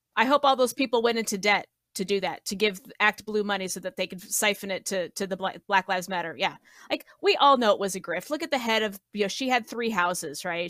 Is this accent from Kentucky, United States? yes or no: no; Colorado, United States; I grew up in Colorado